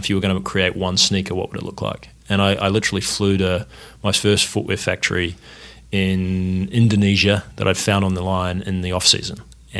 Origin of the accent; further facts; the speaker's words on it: Wellington, New Zealand; moved away as an adult; also born or lived in Australia; now in United States; I grew up in New Zealand. Whereabouts? In Wellington. Came to university in America on a soccer scholarship to study design.